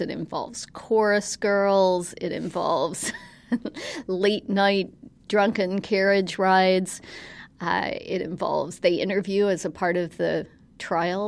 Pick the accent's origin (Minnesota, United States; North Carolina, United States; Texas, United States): North Carolina, United States; Western; I grew up in Western North Carolina